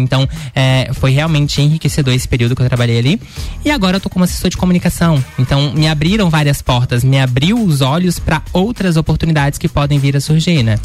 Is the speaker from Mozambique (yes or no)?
no; interior of Minas Gerais, Brazil; moved away as an adult; now in Lages, Brazil; eu sou de natural de Minas Gerais. Faz cinco anos que eu tô morando uhum. aqui. Eu uhum. vim do interior de Minas Gerais para cursar jornalismo aqui uh, em Lages